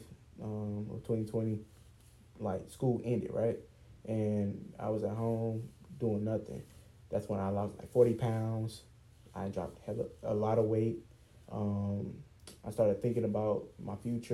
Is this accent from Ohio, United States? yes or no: no; East Point, Georgia, United States; also born or lived in Cobb County, Georgia; I'm from Atlanta, Georgia, and more so East Point, South Side. And, you know, moving to Cobb County, which is where we currently live